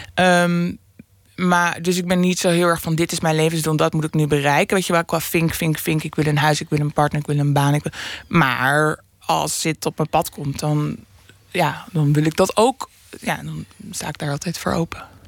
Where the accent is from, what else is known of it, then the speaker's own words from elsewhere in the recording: Amsterdam, North Holland, Netherlands; ik woon in Noord maar ik kom er als kind, kom ik dus uit Oost.